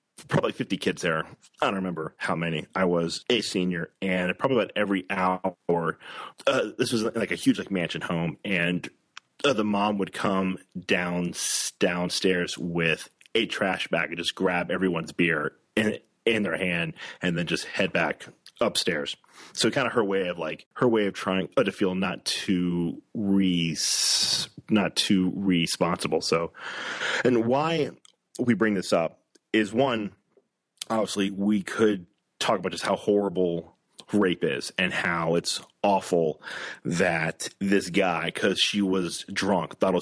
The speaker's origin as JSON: {"language": "English", "town": "Oakwood", "region": "Ohio", "country": "United States", "tie": "born or raised there", "also_born_or_lived": "Dayton, Ohio", "moved": "yes", "said": "I grew up in Oakwood, Ohio. I graduated from Oakwood High School in 2001"}